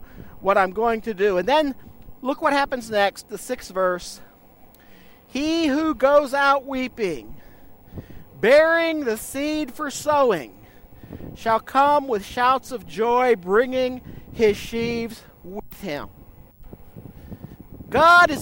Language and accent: English; United States; moved away; I grew up on the Ohio River.